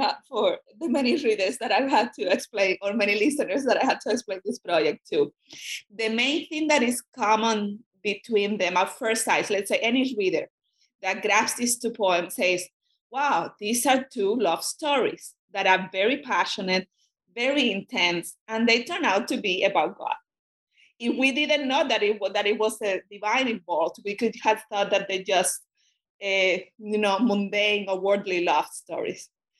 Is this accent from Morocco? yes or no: no; Cuba; first language Spanish; English is a second language; I'm a Spanish speaker, and that I grew up in Cuba, and it happened to be that in communist Cuba, when I was a student, those readings were forbidden